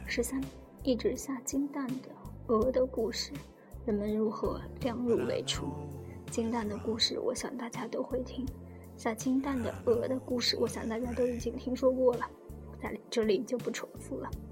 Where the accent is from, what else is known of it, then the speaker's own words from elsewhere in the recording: China; 我们中国人